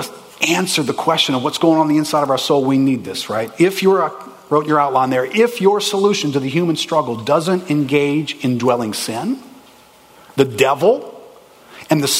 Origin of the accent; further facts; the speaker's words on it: New Orleans, Louisiana, United States; Growing up in New Orleans, you grow up in a racially charged city.